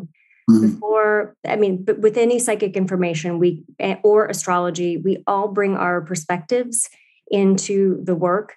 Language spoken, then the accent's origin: English; St. Louis, Missouri, United States; I was born in St. Louis, Missouri